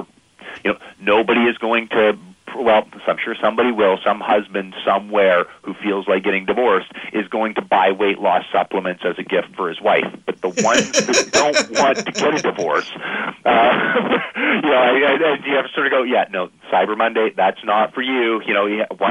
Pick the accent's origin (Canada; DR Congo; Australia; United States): Canada; I'm Canadian